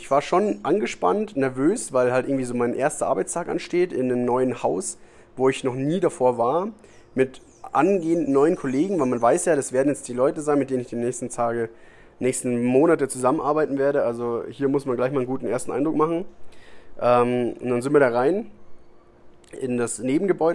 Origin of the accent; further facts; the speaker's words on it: Germany; now in Costa Rica; bei uns in Deutschland